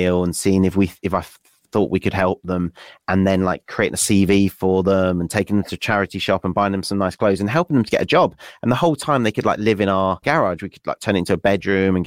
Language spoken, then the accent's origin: English; West Wales, United Kingdom; moved away as an adult; also born or lived in Nottingham; I grew up in West Wales.